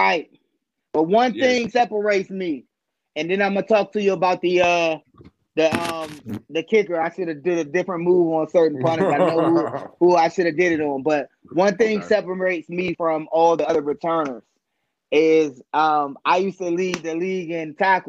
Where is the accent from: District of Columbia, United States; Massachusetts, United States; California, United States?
District of Columbia, United States; Washington; I'm from Washington, D.C.